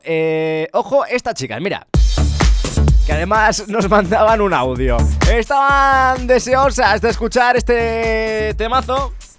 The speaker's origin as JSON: {"language": "Spanish", "town": "Ávila", "region": "Castile and León", "country": "Spain", "tie": "born or raised there", "moved": "yes", "lives_now": "Madrid, Spain"}